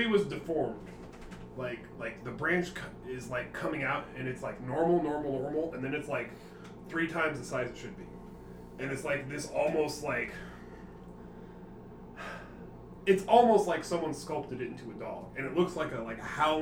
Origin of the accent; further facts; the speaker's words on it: Indiana, United States; moved away; I'm from Indiana.